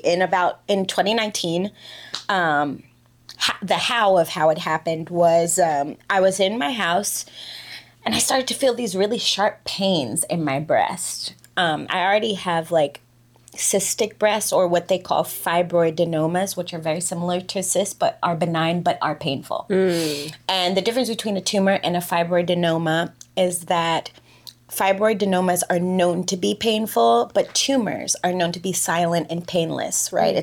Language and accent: English; New York, United States; moved away as an adult; also born or lived in Dubai, United Arab Emirates; I live here, I'm an expat, I'm from New York